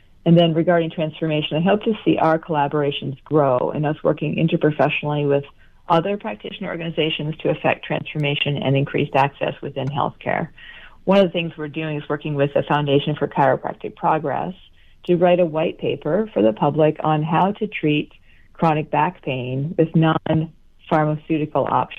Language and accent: English; Vermont, United States; moved away as an adult; I came from Vermont to attend Bastyr University, and I'm still living here. So I'm an example of somebody who's from another state, but I transplanted here because of the school.